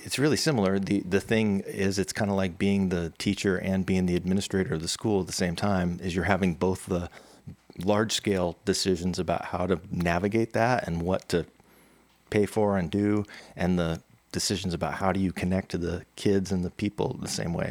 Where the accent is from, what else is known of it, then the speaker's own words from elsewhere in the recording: California, United States; also born or lived in New Jersey; Been, been in California for a long time. Feel like a native, even though I grew up in New Jersey, but um, until I was ten.